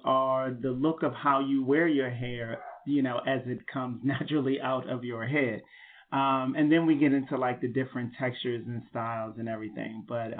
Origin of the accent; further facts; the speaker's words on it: Washington, District of Columbia, United States; moved away as an adult; now in New York City, United States; Okay, I'm a native of Washington, D.C. I've been here in New York for about 16 years now, so I guess I'm a New Yorker.